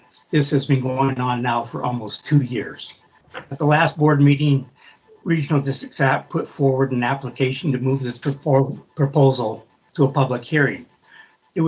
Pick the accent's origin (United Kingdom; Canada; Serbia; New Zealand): Canada; Comox Valley, British Columbia; I was born and raised in the Comox Valley